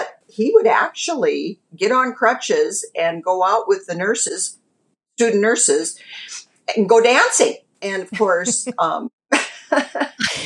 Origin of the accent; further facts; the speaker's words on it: Fort Benton, Montana, United States; now in Great Falls, United States; my father decided we should move into our hometown of Fort Benton, Montana